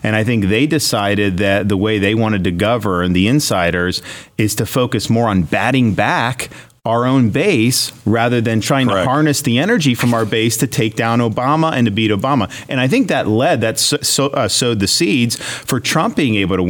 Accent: Florida, United States; I'm from Florida

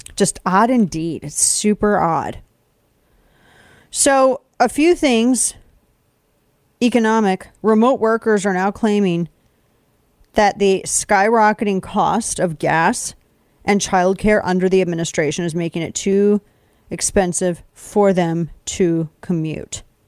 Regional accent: United States; I'm an American

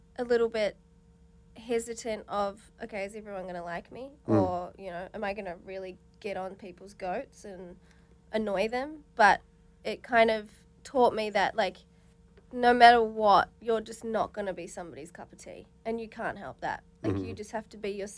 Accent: New Zealand; now in Australia; I'm originally from New Zealand, so, like, I didn't really watch Big Brother growing up

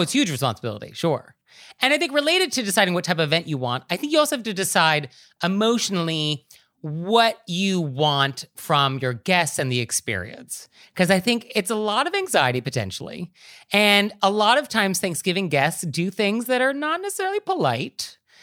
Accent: West Coast, United States; now in East Coast, United States; I'm from the West Coast, I live on the East Coast

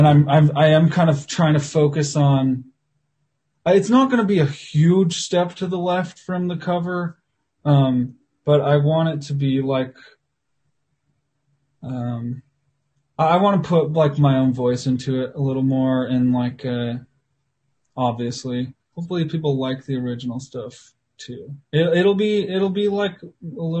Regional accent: Salt Lake City, Utah, United States; I'm in Salt Lake right now, and I grew up in Salt Lake.

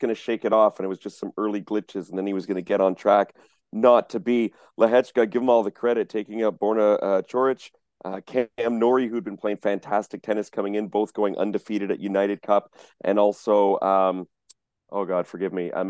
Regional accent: Canada; bias aside, being a Canadian tennis journalist and reporter

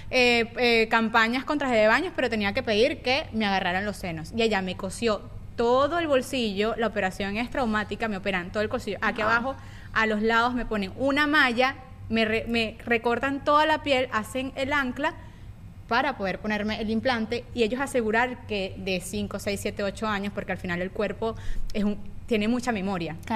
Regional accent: Venezuela; moved away; Eros, cuando llegamos de Venezuela, empezó a vomitar en la cuna.

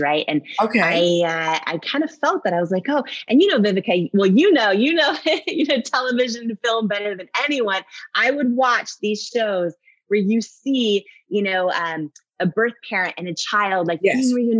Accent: Washington, United States; also born or lived in Northern California; I was born in Northern California. Okay. And I grew up in Washington State thought I knew where I was from in my late 20s, found out I was adopted by surprise.

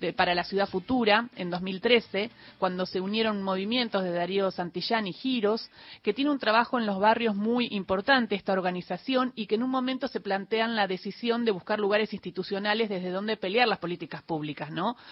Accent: Patagonia, Argentina; also born or lived in Rosario; yo nací en Rosario, pero no me crié tanto ahí, pero me crié en la Patagonia

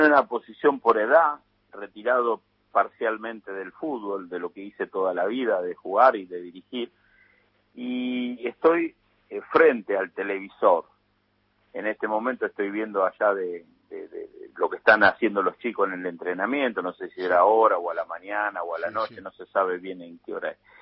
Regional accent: Argentina; also born or lived in San Nicolás, Argentina / Turin, Italy; nosotros los argentinos

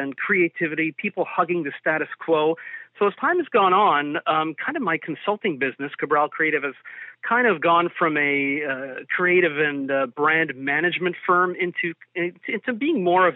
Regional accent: Toronto, Ontario, Canada; I'm originally from Toronto, born of a Portuguese heritage.

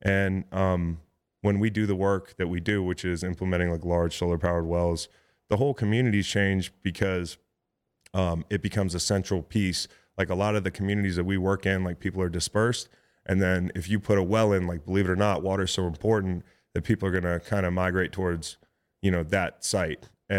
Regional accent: Philadelphia, Pennsylvania, United States; We do a lot of essential needs work, like in my hometown, in Philly, in St. Louis, where I played as well, Boston.

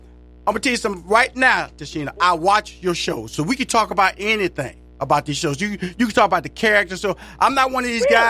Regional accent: Houston, Texas, United States; now in Atlanta, United States; I'm from Houston and also live in Atlanta, where the headquarters of the Steve Harvey Radio Network was based in Atlanta.

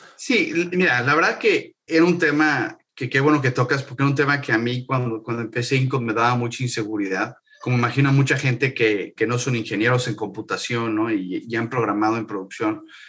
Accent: Mexico City, Mexico; moved away as an adult; now in San Francisco, United States; yo soy mexicano, como sabes, nací, nací en el DF, tuve varios negocios, algunos exitosos, algunos no exitosos, en México. Y en el 2015 me vine a vivir a San Francisco

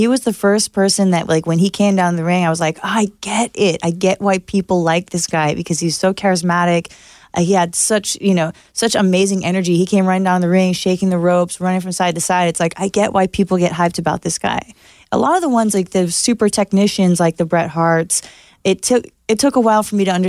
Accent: Santa Monica, California, United States; I'm from Santa Monica

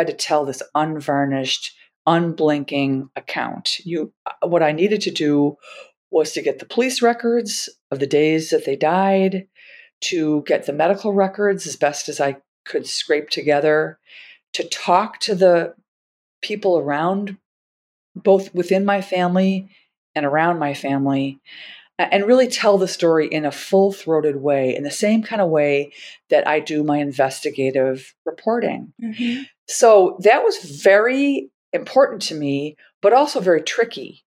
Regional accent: Milwaukee, Wisconsin, United States; I'm from Milwaukee, Wisconsin

